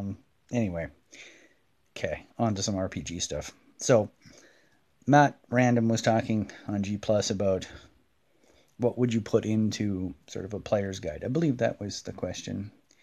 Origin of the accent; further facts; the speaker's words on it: Scotland, United Kingdom; I'm kind of a once a year scotch drinker, even though I'm Scottish and I know there's lots of Scots that might be yelling blasphemous things at me.